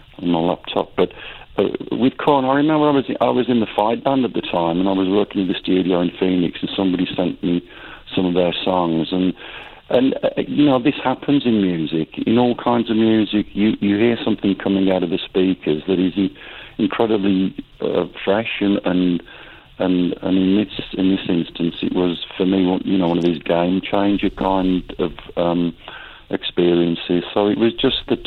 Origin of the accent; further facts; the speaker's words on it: United Kingdom; being a British metalhead